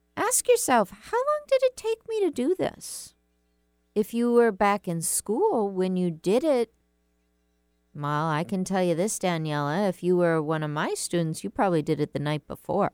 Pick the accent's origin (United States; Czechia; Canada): United States; I'm an American